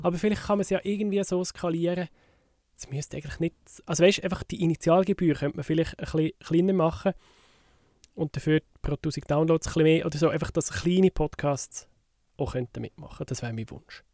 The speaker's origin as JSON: {"language": "German", "country": "Switzerland", "said": "bei uns in der Schweiz"}